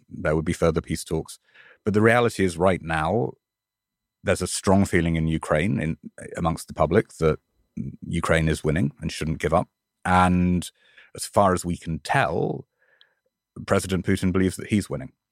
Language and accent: English; United Kingdom; now in New York, United States; my home country